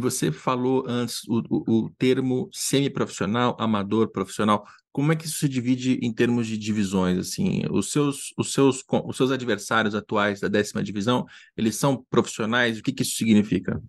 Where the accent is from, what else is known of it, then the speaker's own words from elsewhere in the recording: Brazil; moved away; quando a gente mora fora do Brasil